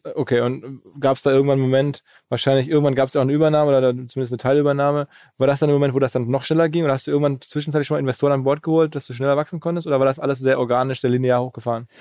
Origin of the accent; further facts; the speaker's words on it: Essen, North Rhine-Westphalia, Germany; ich bin aus Essen